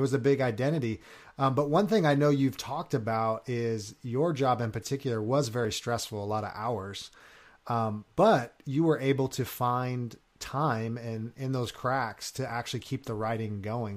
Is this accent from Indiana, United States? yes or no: no; Long Beach, California, United States; moved away; I'm originally from California